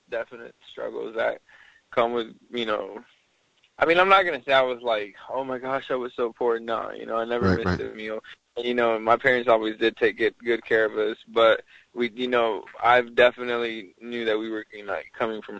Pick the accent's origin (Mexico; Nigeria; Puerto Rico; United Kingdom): Mexico; Mexico City; also born or lived in Tijuana / San Diego; now in Dallas, United States; well, basically, I'm from Mexico City. Uh, my whole life, I've lived in big cities.